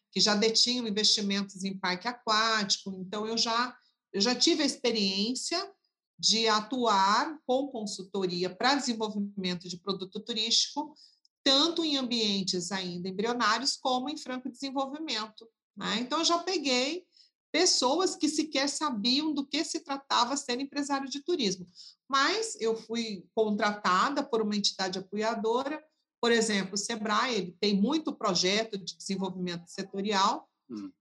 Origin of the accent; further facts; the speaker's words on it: Cuiabá, Mato Grosso, Brazil; Eu sou de Cuiabá, Mato Grosso